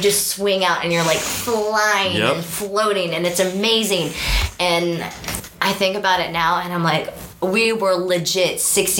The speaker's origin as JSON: {"language": "English", "town": "Roswell", "region": "Georgia", "country": "United States", "tie": "born or raised there", "lives_now": "Marietta, United States", "said": "I grew up in Roswell. Like, I lived in Roswell since 1985."}